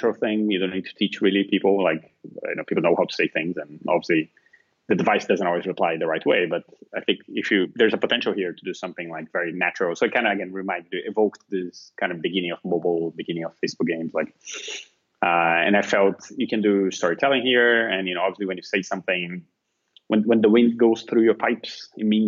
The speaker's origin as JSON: {"language": "English", "country": "Brazil", "also_born_or_lived": "Finland", "moved": "as an adult", "lives_now": "Portugal", "said": "I'm originally from Brazil"}